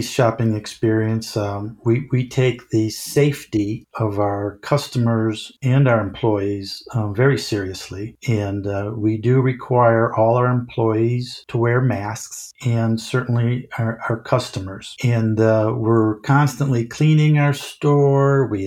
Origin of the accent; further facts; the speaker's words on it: Chicago, Illinois, United States; I'm from Chicago and got to Chicago